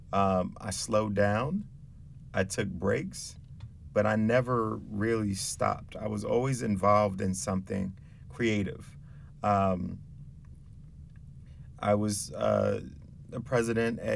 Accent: New York City, New York, United States; moved away as an adult; also born or lived in Albany, New York; I'm from the Bronx, and I came upstate to go to college

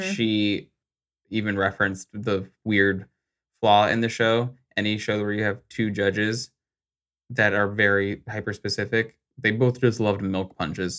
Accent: Arizona, United States; I was raised in Arizona.

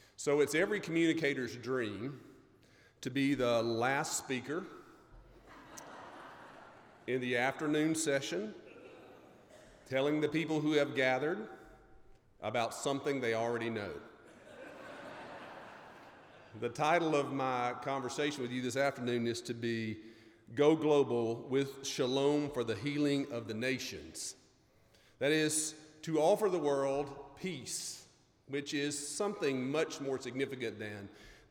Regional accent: Mississippi, United States; I'm from Mississippi.

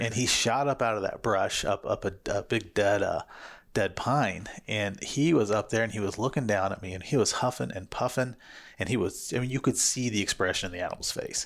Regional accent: Missouri, United States; now in Arizona, United States; I grew up in Sugar Country, Missouri

